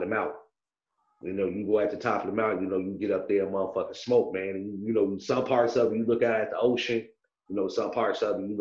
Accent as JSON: {"language": "English", "town": "Chicago", "region": "Illinois", "country": "United States", "tie": "born or raised there", "also_born_or_lived": "Orland Park, Illinois", "said": "I'm from Chicago"}